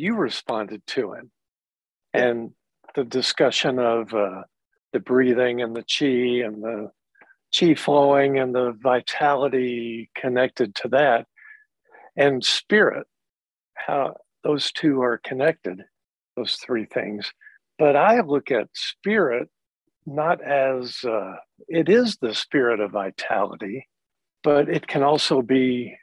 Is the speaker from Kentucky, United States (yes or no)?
yes; Kentucky, United States; I grew up in Kentucky in the Bible Belt.